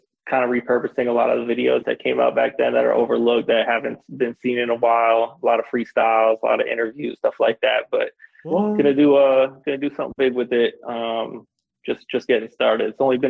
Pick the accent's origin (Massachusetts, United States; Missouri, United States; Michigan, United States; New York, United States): Massachusetts, United States; Boston; every time that I tell someone I'm from Boston, they're like, how could you be from Boston if you're not white?